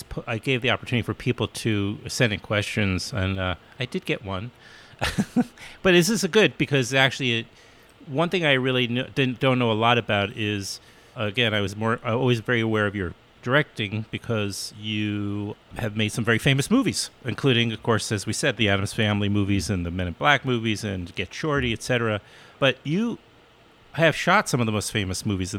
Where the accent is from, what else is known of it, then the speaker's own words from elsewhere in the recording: New York, United States; I grew up in New York